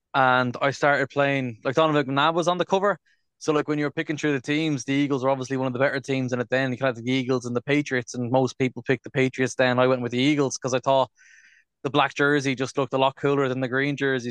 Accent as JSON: {"language": "English", "town": "Dublin", "region": "Leinster", "country": "Ireland", "said": "we're from Dublin now at this stage"}